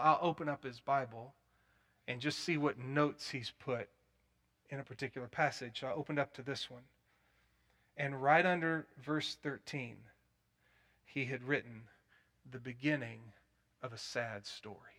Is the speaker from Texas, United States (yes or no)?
yes; Plano, Texas, United States; also born or lived in Denton, Texas / Dallas, Texas; I grew up in First Baptist Church of Plano, which was cessationist